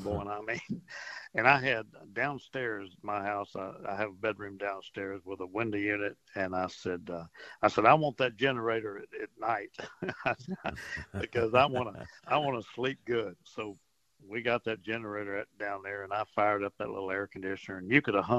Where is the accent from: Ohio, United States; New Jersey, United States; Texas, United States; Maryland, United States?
Texas, United States; Port Arthur; I grew up in Port Arthur, and I rode out a couple of storms over there